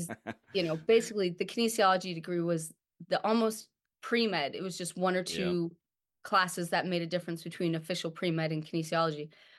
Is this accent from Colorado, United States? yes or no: yes; Colorado, United States; Cause I came from Colorado. I'm like, okay, I'm a sweet girl.